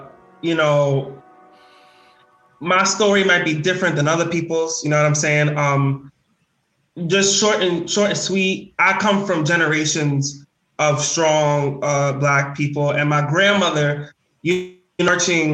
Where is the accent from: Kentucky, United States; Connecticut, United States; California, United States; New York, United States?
New York, United States; growing up in the South Bronx